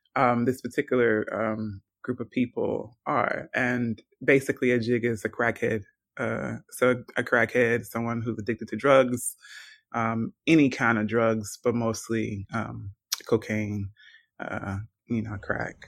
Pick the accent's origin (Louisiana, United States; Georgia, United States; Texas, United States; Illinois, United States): Georgia, United States; now in Washington, United States; an American writer of fiction. Um, born and raised in Georgia.